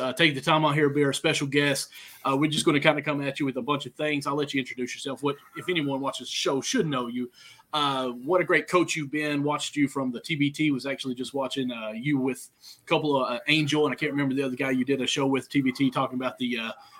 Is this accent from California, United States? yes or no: no; Kentucky, United States; accent: Southern; I live here in Kentucky. If you can tell, I've got a little bit of a Southern accent.